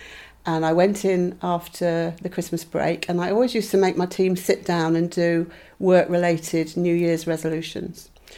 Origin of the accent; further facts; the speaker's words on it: South West England, United Kingdom; moved away; I come from Cornwall, but I'd moved away because my father was in the Navy and found myself suddenly back in Cornwall, but being treated like an outsider.